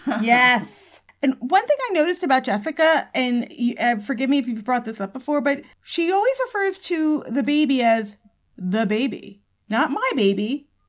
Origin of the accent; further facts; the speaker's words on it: New York City, New York, United States; I'm a New Yorker